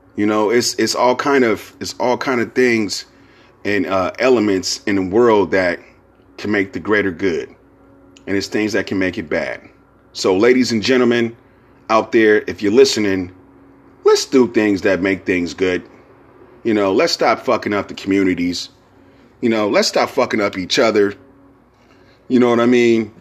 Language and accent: English; Bay Area, California, United States; I'm from the Bay Area.